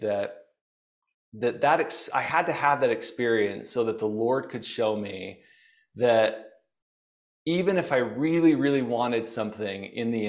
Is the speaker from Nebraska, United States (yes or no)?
no; Bountiful, Utah, United States; I grew up in Bountiful, Utah